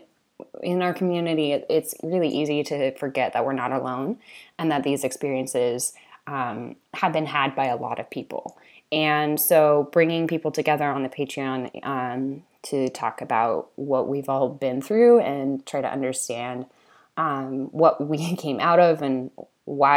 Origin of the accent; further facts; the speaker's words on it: California, United States; I grew up in California for most of that time